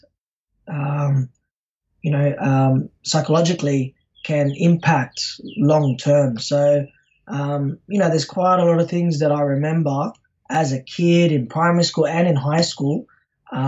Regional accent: Sydney, New South Wales, Australia; I'm from Sydney, Australia

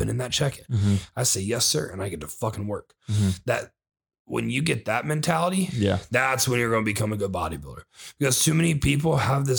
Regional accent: Ohio, United States; the state of Ohio, my hometown

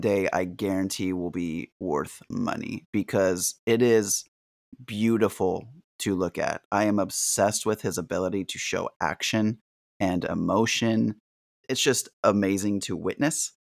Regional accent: San Diego, California, United States; Growing up in San Diego, my family were huge Charger fans

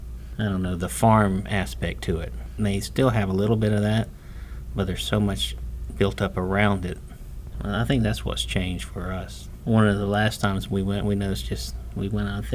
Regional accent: Plant City, Florida, United States; born or raised there

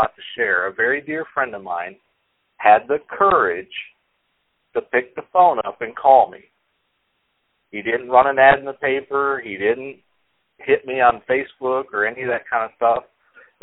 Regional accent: Midland, Michigan, United States; now in Richmond, Texas, United States; I grew up in Midland, Michigan, central part of the state, near the Thumb.

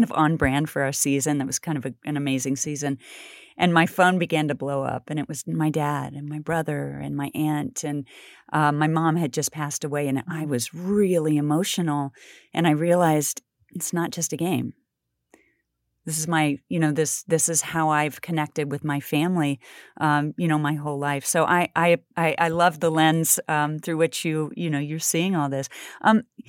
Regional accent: Kansas City, United States; I grew up in Kansas City

